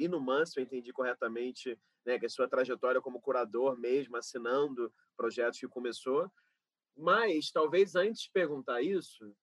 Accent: Rio de Janeiro, Brazil; eu sou carioca, né?

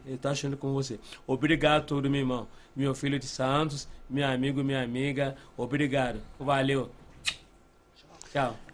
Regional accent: Abeokuta, Ogun State, Nigeria; Portuguese is a second language; moved away as an adult; now in Brazil; Eu nasci na Abecutá, em Ogustei, cidade de Ogum.

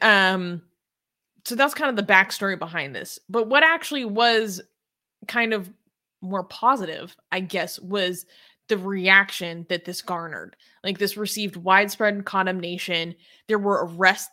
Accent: United States; I'm like white, I'm from America

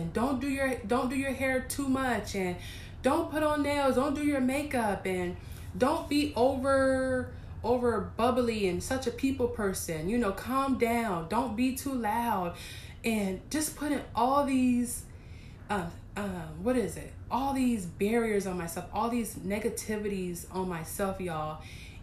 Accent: East Coast, United States; moved away; I was raised in the East Coast

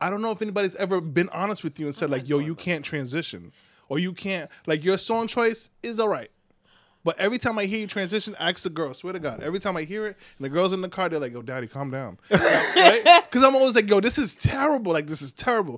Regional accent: Rhode Island, United States; we're all from Rhode Island.

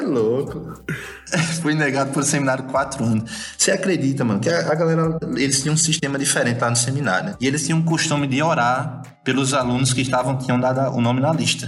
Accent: Natal, Rio Grande do Norte, Brazil; moved away as an adult; also born or lived in Belo Horizonte; now in India; eu sou de Natal, né? Sou potiguar, comedor de camarão. Sotaque não nega

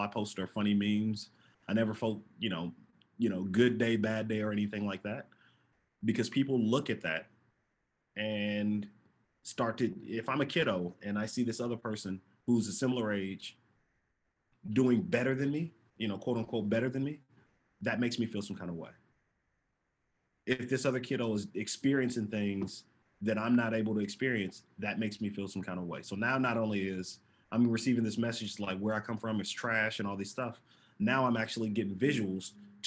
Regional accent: Oakland, California, United States; also born or lived in Hawaii / Japan; growing up in East Oakland

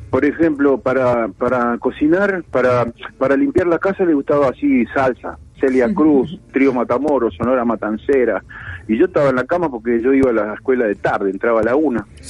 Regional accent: Uruguay; soy uruguayo y músico

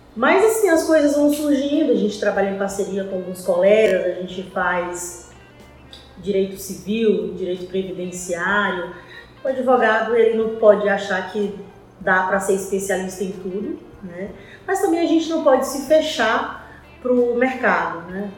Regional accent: Teresina, Piauí, Brazil; moved away as an adult; Eu cheguei aqui em 97, eu sou piauiense, uh, fui criada por uma família

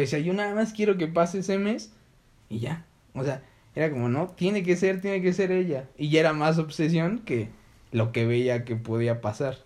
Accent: Belize; yo soy de Belice

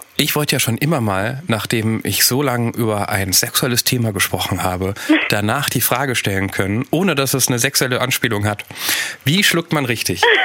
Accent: Rhenish Hesse, Rhineland-Palatinate, Germany; ich komme aus Reuhesse. Wir haben Probleme mit den Explosivlauten.

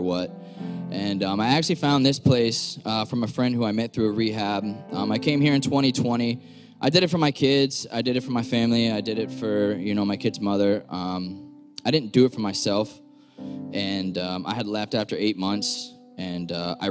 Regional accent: Florida, United States; moved away as an adult; now in Massachusetts, United States; I'm from Florida. I spent 27 years down there. I just moved up here about 8 months ago.

